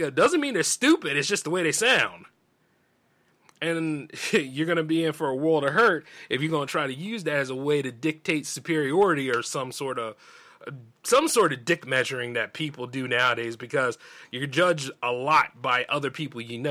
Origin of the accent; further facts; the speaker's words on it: the South, United States; accent: Southern drawl; I'm from the South. Not deep South, but I'm from the South.